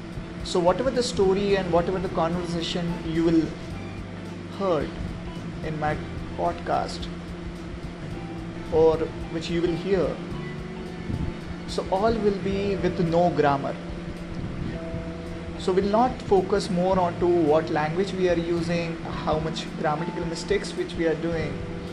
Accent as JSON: {"language": "English", "country": "India", "first_language": "Hindi", "second_language": "English", "said": "So if I'm an Indian, so we have our mother language is Hindi, correct?"}